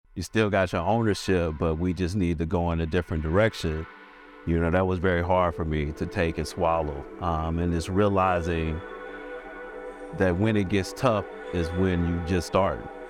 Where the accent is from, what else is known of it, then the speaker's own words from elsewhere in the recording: St. Louis, Missouri, United States; moved away as an adult; now in Atlanta, United States; So I'm from St. Louis